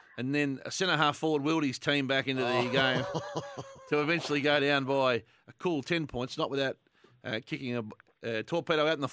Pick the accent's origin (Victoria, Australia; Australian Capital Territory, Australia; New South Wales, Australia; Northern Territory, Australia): Victoria, Australia; Warragul; my hometown, Pixie Warrigal. And not only that, my old club